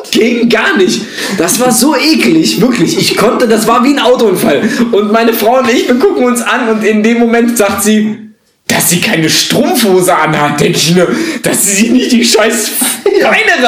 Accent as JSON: {"language": "German", "region": "North Hesse", "country": "Germany", "said": "wir Nordhessen"}